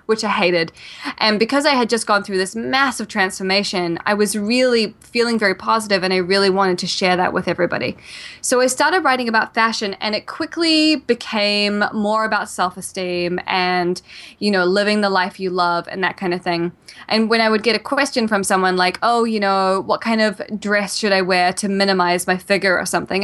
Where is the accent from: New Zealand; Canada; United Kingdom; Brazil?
New Zealand; also born or lived in Australia; now in New York City, United States; I'm originally from New Zealand and, uh, when I was in New Zealand, um, I had a great childhood